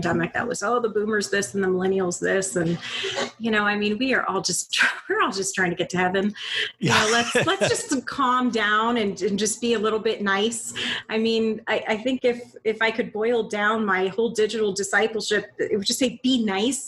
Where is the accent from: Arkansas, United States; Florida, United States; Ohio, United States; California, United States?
Florida, United States; Bonita Springs; moved away as an adult; also born or lived in Panama City, Florida / Tampa, Florida; now in Northern Virginia, United States; I grew up in Bonita Springs, Florida. That's in between Naples and Fort Myers. So Southwest Florida.